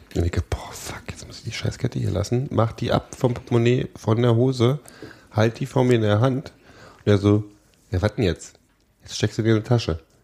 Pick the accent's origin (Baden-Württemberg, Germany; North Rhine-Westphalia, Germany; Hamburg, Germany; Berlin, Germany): Berlin, Germany; Gebürtiger Berliner